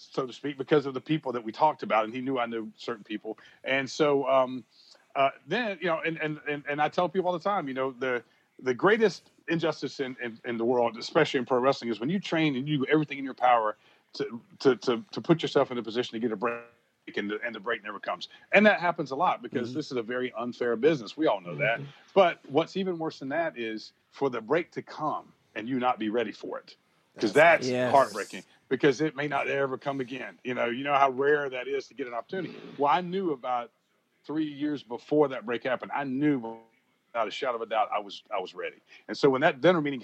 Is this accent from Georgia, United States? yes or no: yes; Brunswick, Georgia, United States; I first started in my hometown